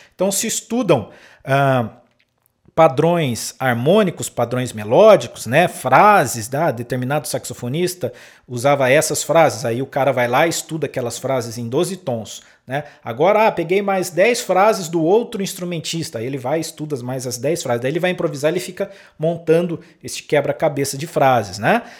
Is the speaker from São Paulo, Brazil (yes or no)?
yes; interior of São Paulo, Brazil; moved away as an adult; also born or lived in Pelotas, Rio Grande do Sul; Eu sou do interior de São Paulo e fui para o Rio Grande do Sul é, trabalhar lá né, na, na Universidade Federal de Pelotas como músico